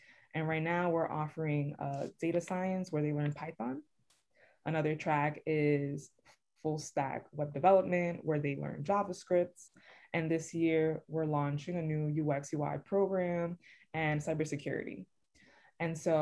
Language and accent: English; New York City, New York, United States; born and raised in the Bronx